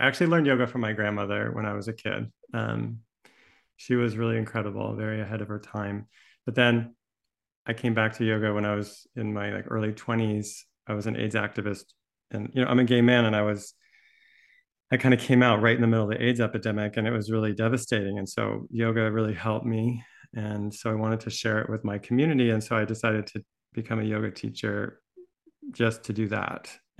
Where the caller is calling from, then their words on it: Santa Barbara, California, United States; My pronouns are he and him, and I'm joining you from Chumash Land, which is Santa Barbara, California.